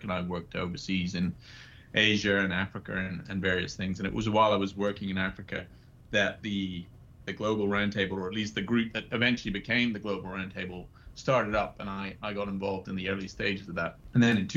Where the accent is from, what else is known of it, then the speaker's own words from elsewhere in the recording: West Highlands of Scotland, United Kingdom; moved away as an adult; also born or lived in New Zealand / Australia / Edinburgh; I grew up in Scotland, in the West Highlands of Scotland